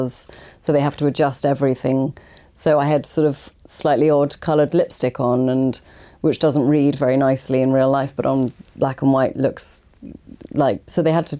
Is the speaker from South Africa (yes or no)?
no; England, United Kingdom; as an English kind of, you know, non, didn't get into drama school actor